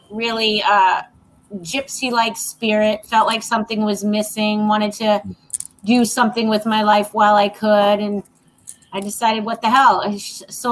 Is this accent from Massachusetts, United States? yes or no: yes; Massachusetts, United States; moved away as an adult; also born or lived in Boston; now in Southwest Florida, United States; So I'm originally from Massachusetts, but now I live in Southwest Florida